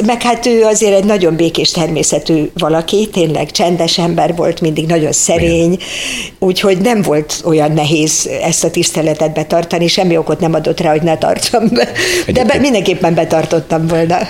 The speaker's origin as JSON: {"language": "Hungarian", "region": "Budapest", "country": "Hungary", "tie": "born or raised there"}